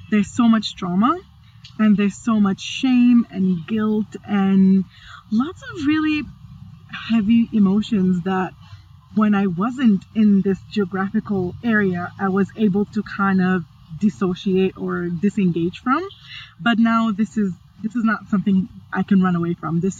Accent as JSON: {"language": "English", "country": "Egypt", "tie": "born or raised there", "also_born_or_lived": "Sudan / Libya", "said": "I was born in Sudan and I left when I was about three. And I grew up in so many different places. Uh, grew up in the Middle East, I grew up in Libya, and then it was about 10 years stretch in Egypt."}